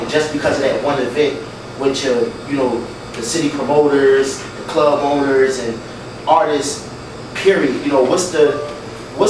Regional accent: Philadelphia, Pennsylvania, United States; being a Philadelphian

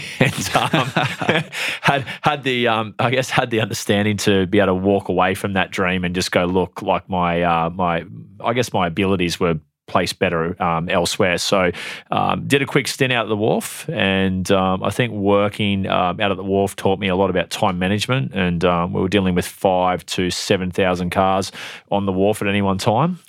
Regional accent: Airlie Beach, Queensland, Australia; born or raised there; also born or lived in Tamworth, New South Wales; now in Brisbane, Australia

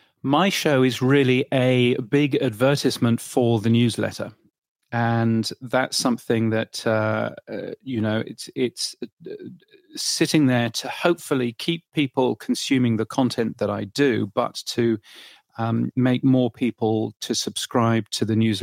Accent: Ireland; You see, I've learned something about my home country there.

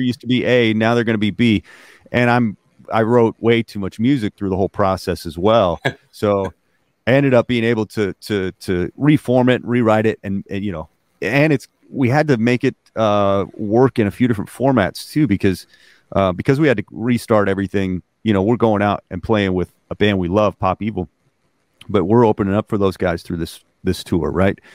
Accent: Alaska, United States; I, was born and raised in Alaska

